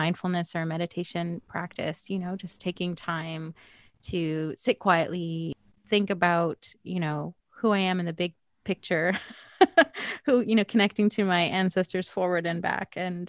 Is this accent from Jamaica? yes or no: no; Edmonton, Alberta, Canada; moved away as an adult; also born or lived in British Columbia; now in Toronto, Canada; I grew up in Edmonton. That's where I'm from. Then I lived in BC for 17 years, and I've been here for 7 years.